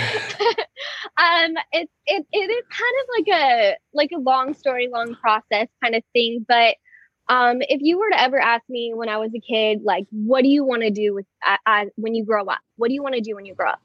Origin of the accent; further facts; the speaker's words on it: Moorpark, California, United States; I am born and raised in Moorpark, California, um, small suburb right outside of Los Angeles